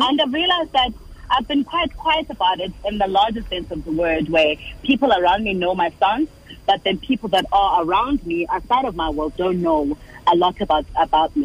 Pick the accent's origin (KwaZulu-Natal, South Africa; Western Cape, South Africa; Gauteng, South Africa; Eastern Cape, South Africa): KwaZulu-Natal, South Africa; Durban; also born or lived in Umlazi; I grew up in Durban